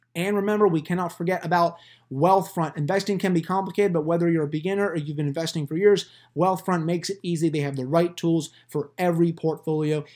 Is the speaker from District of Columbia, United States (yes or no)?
yes; Washington, District of Columbia, United States; also born or lived in Philadelphia, Pennsylvania; I've been in this area for eighteen years